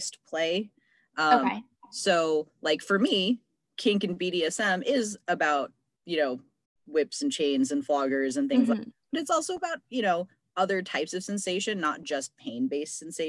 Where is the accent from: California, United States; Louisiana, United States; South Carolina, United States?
California, United States; San Francisco Bay Area; growing up in the San Francisco Bay Area